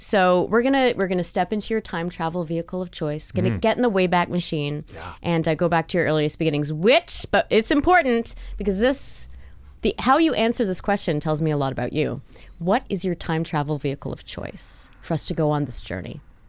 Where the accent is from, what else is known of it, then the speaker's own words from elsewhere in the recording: Montreal, Quebec, Canada; also born or lived in Toronto; I grew up in Montreal for most of my childhood and then went into Toronto.